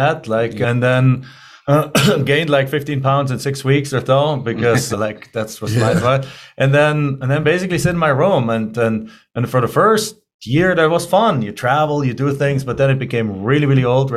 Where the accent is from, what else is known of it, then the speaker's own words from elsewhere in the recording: Germany; English is a second language; moved away as an adult; now in United States; as you can tell by my accent, I'm originally not from here. I'm originally from Germany. So I grew up in Germany. I went to school, college there